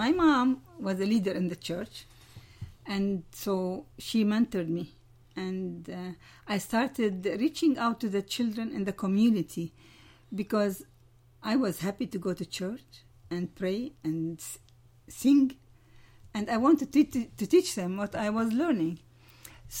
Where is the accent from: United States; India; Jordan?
Jordan; Amman, Amman Governorate; also born or lived in Ramallah; I was born in a small town near Jerusalem, Ramallah, but I grew up in Jordan